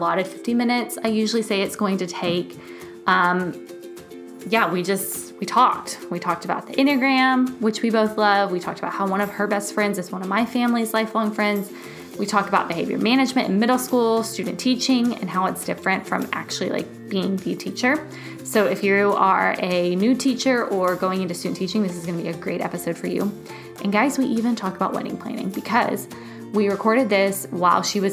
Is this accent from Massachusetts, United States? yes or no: no; Houston, Texas, United States; I was born and raised in Houston